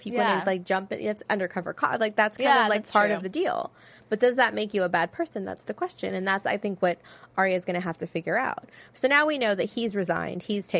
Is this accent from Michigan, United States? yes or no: no; Texas, United States; moved away; I mean, I'm originally from Texas.